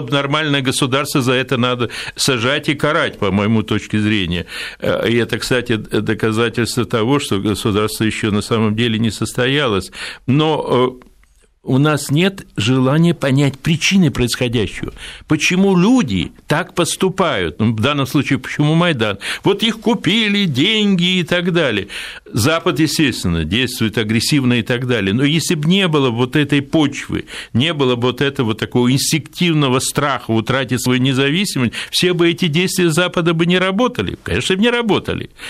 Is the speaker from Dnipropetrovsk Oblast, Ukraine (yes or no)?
no; Odesa, Odesa Oblast, Ukraine; родился в Одессе